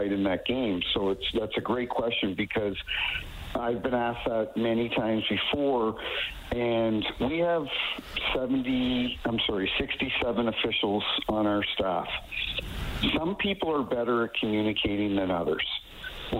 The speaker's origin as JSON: {"language": "English", "region": "New Brunswick", "country": "Canada", "tie": "born or raised there", "moved": "yes", "lives_now": "St. Louis, United States", "said": "I grew up in New Brunswick, and I live in St. Louis now"}